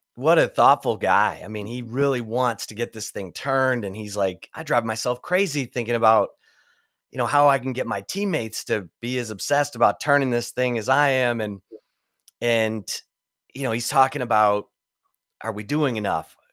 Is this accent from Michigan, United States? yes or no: yes; Kalamazoo, Michigan, United States; also born or lived in Detroit; I was born in Detroit, but I grew mm. up in Kalamazoo, Michigan, which is across Southwest